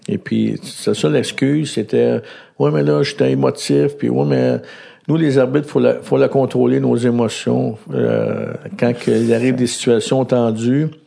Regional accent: Laval, Quebec, Canada; je suis né à Laval. Et puis, euh, j'ai grandi à Laval

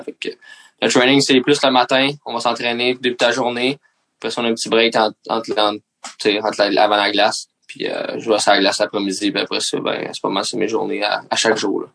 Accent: Mercier, Quebec, Canada; je viens de Mercier

